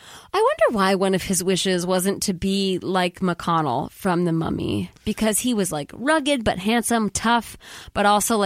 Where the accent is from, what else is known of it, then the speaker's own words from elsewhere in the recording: Chicago, Illinois, United States; because I grew up obviously in Chicago with Michael Jordan, Rodman, and Pippen, so those were my dudes.